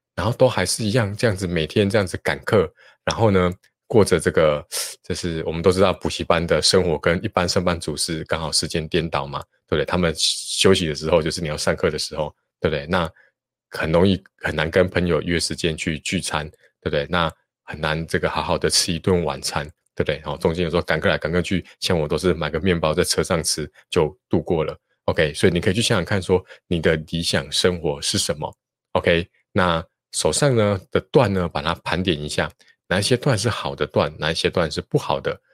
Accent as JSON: {"language": "Chinese", "region": "Taichung", "country": "Taiwan", "said": "我是台中人"}